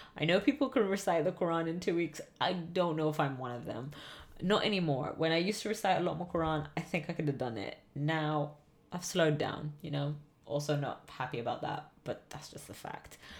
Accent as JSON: {"language": "English", "region": "England", "country": "United Kingdom", "tie": "born or raised there", "said": "growing up in England"}